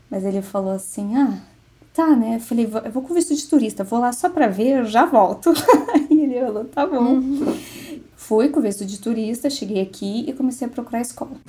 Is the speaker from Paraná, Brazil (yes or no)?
yes; Curitiba, Paraná, Brazil; Eu sou de Curitiba, Paraná.